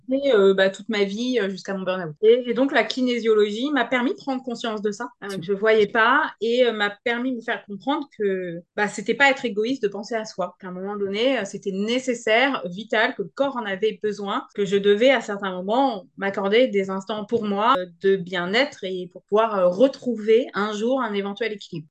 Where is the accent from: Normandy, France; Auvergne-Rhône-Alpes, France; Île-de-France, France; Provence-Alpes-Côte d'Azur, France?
Normandy, France; moved away as an adult; rentrer en Normandie dans ma région natale